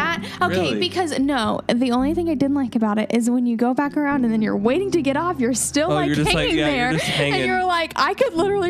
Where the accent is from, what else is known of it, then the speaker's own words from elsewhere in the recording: Cincinnati, Ohio, United States; moved away; So growing up in Cincinnati